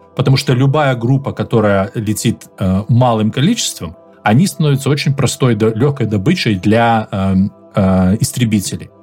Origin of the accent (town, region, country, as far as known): Belarus